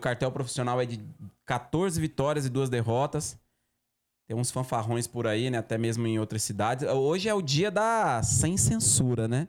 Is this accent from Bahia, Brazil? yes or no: yes; Bahia, Brazil; now in Campinas, Brazil; sou oriundo do, do Nordeste, mas Vivo em é Campinas há 20 anos. Bahia